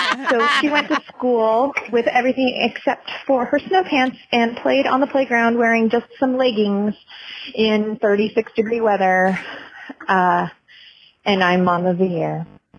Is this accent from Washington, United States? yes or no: yes; Seattle, Washington, United States; moved away as an adult; now in Minnesota, United States; I am a relatively new resident of Minnesota, and I'm from Seattle